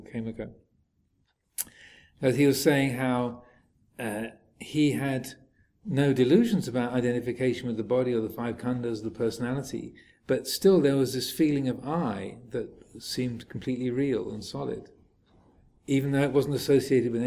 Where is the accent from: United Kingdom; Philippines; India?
United Kingdom; England; I am a man, I am English, I'm a Buddhist monk, I'm a Theravadan